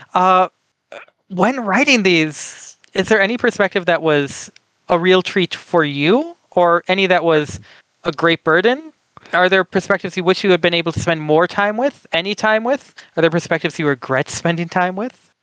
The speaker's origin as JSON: {"language": "English", "country": "United States", "said": "I am from the United States of America"}